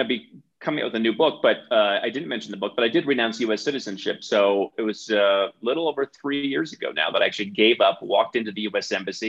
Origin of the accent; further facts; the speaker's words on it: Cleveland, Ohio, United States; moved away as an adult; also born or lived in Bogota, Colombia; I grew up in Cleveland, Ohio.